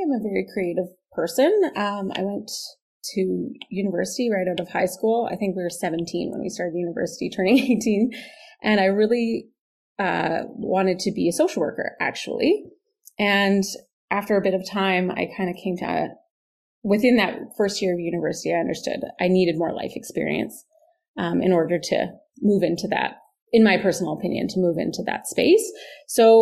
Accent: Saskatoon, Saskatchewan, Canada; born and raised in Saskatoon

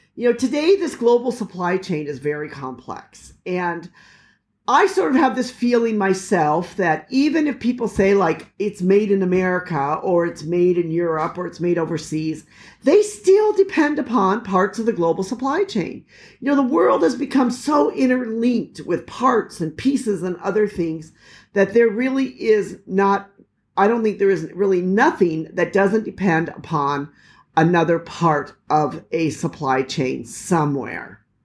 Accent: United States; moved away; as an American

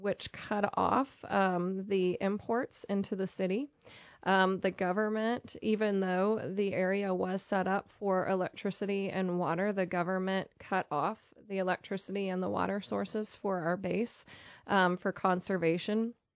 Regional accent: Pennsylvania, United States; moved away as an adult; also born or lived in Pittsburgh, Pennsylvania; now in Topeka, United States; I grew up in Pennsylvania and spent most of my adult life in the Pittsburgh, Pennsylvania area

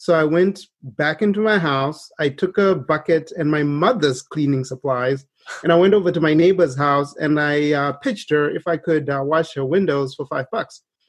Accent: Zimbabwe; moved away as an adult; now in United States; we were growing up in Zimbabwe, we did witness firsthand a lot of poverty

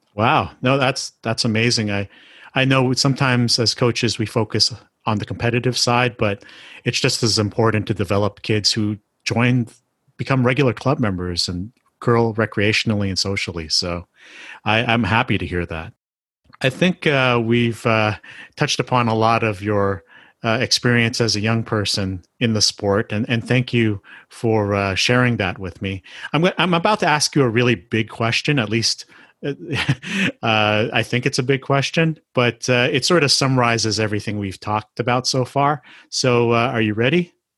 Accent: Canada; I'm Asian Canadian

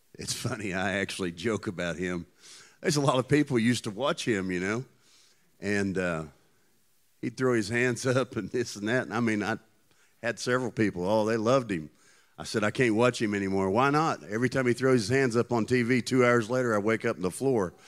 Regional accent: Tennessee, United States; I come from Tennessee

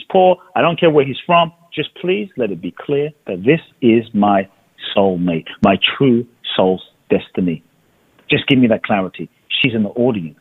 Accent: London, United Kingdom; moved away as an adult; I grew up in London

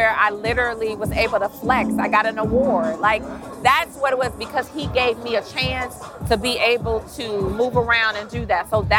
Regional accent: Atlanta, Georgia, United States; As someone that is born and raised in Atlanta, I could not do this without someone who is born and raised, because it speaks to the culture of Atlanta.

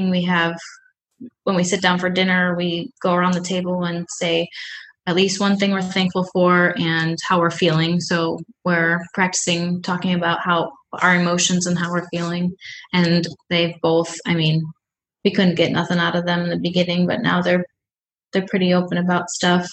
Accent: Buffalo, New York, United States; moved away as an adult; we're from Buffalo, New York, and all of our family and friends are there

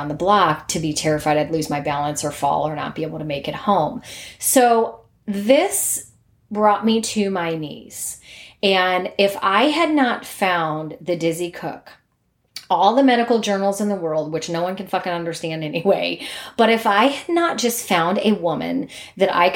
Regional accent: Cleveland, Ohio, United States; I'm from the Cleveland area. I went to high school and college there

